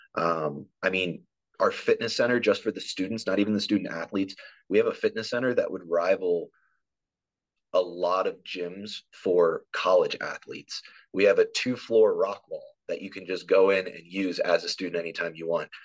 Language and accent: English; East Coast, United States; moved away as an adult; now in Nebraska, United States; I'm originally from the East Coast.